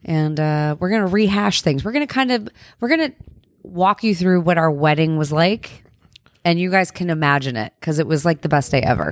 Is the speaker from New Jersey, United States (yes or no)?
yes; New Jersey, United States; We're from New Jersey